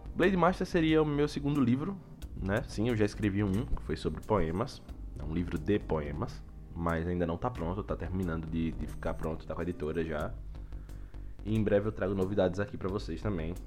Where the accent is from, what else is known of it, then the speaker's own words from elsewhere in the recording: Aracaju, Sergipe, Brazil; sou natural de Aracaju, Sergipe